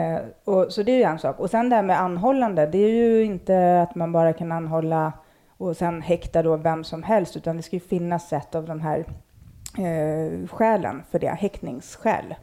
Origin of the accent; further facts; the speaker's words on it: Stockholm, Stockholm County, Sweden; jag, växte upp i Akalla